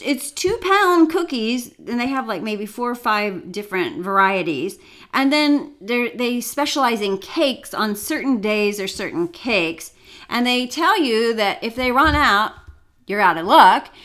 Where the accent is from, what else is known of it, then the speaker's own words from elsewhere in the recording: Martinsville, Indiana, United States; Martinsville, my hometown